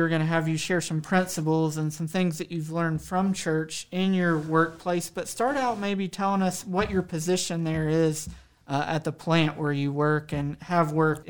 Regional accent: North Carolina, United States; Now, I'm from North Carolina.

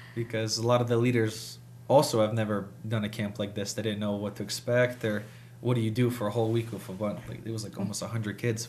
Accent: Harrisonburg, Virginia, United States; also born or lived in Massachusetts; we finally settled in Harrisonburg and I went to school here all my life. So I've, I've lived here and this is where I grew up

